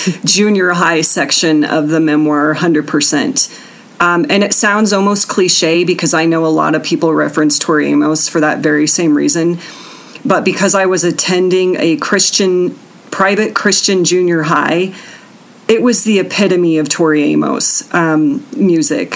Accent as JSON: {"language": "English", "town": "Colorado Springs", "region": "Colorado", "country": "United States", "tie": "born or raised there", "said": "growing up in Colorado Springs"}